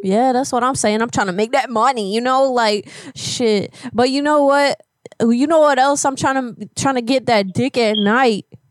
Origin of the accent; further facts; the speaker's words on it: New Orleans, Louisiana, United States; I was born in New Orleans